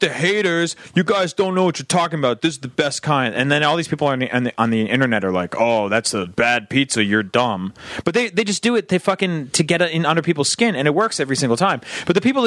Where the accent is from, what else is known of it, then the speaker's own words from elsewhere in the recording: New Jersey, United States; now in California, United States; I grew up on the East Coast